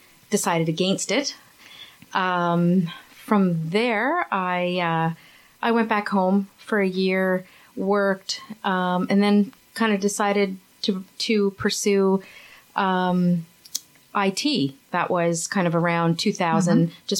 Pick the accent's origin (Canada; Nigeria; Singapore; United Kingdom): Canada; Grand Falls-Windsor, Newfoundland and Labrador; also born or lived in St. John's; I'm originally from Newfoundland, from Grand Falls. That's in the center of the province. Grew up there